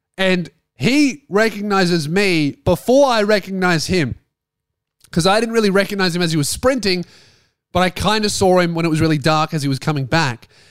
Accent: Frankston, Victoria, Australia; moved away as an adult; now in Tasmania, Australia; my hometown

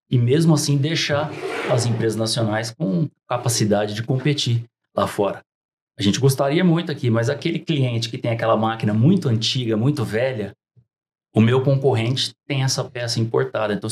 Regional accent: Minas Gerais, Brazil; bom, eu sou. Eu vim de Minas Gerais, né?

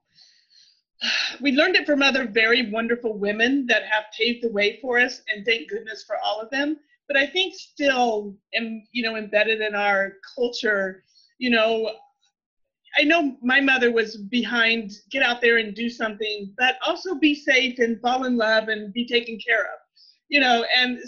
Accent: Texas, United States; moved away as an adult; also born or lived in Louisiana; I grew up in Texas

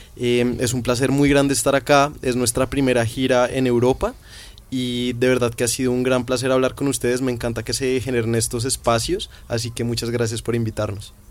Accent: Bogotá, Colombia; nosotros somos de Bogotá, de una ciudad grande

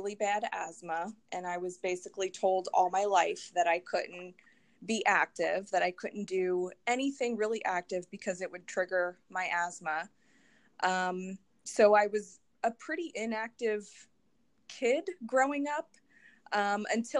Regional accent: Philadelphia area, Pennsylvania, United States; I grew up in the area

